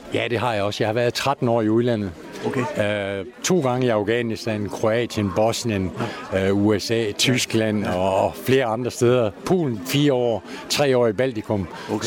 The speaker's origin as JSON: {"language": "Danish", "town": "Christiansfeld", "region": "Southern Denmark", "country": "Denmark", "tie": "born or raised there", "also_born_or_lived": "Haderslev", "moved": "as an adult", "lives_now": "North Zealand, Denmark", "said": "Jo, jeg er sønderjyde. Ja. Jeg er født syd for Haderslev og har boet i Christiansfeldt øh, siden 1961."}